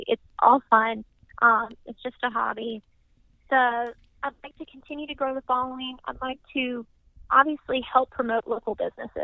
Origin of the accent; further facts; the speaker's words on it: Mississippi, United States; moved away as an adult; also born or lived in Washington, D.C.; now in Louisville, United States; I'm from Mississippi